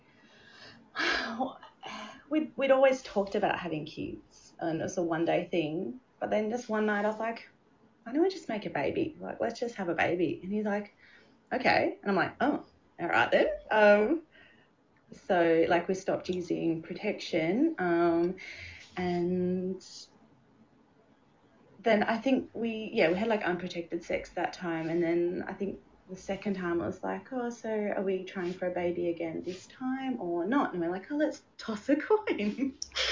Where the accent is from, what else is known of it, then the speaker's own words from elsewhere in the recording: Hobart, Tasmania, Australia; now in Adelaide, Australia; We are from Hobart, but we now live in Adelaide.